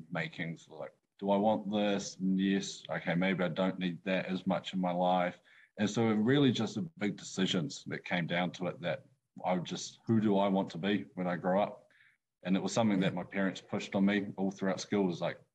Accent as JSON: {"language": "English", "town": "New Plymouth", "region": "Taranaki", "country": "New Zealand", "tie": "born or raised there", "also_born_or_lived": "Wellington", "said": "I'm a 22-year-old from Taranaki. Born and raised in New Plymouth"}